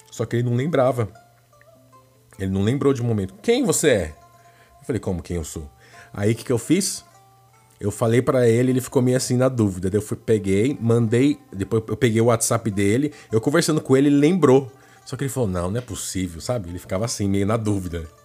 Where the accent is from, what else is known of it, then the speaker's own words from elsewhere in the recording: Brazil; moved away; also born or lived in Japan; Lá no Japão, nós somos brasileiros, mas aqui no Brasil vocês conhecem a gente como japonês, entendeu?